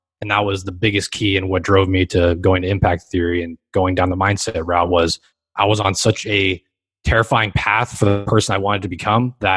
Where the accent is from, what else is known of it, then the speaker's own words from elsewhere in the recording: Los Angeles, California, United States; I grew up here in Los Angeles, California, specifically in Hermosa Beach, Redondo Beach, Manhattan Beach, all 3 beach cities